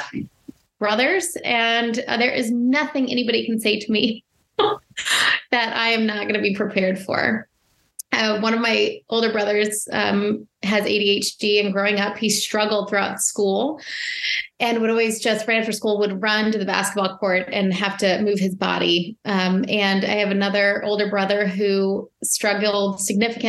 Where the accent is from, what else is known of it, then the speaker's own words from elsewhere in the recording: Arlington, Virginia, United States; I was born and raised in Arlington, Virginia, and I grew up in chaos